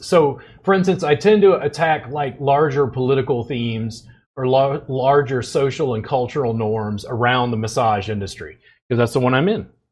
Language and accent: English; Louisiana, United States; moved away; also born or lived in Pennsylvania; I grew up in Louisiana